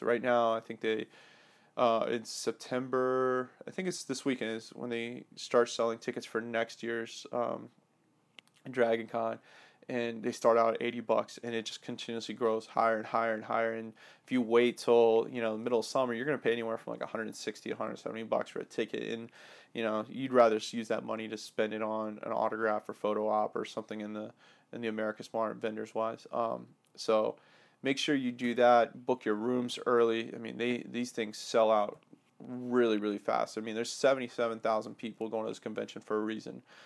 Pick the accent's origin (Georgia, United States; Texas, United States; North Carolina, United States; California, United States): Georgia, United States; Atlanta; born or raised there; moved away